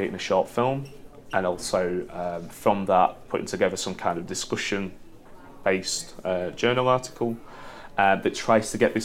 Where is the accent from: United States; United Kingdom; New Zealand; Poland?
United Kingdom; as a Brit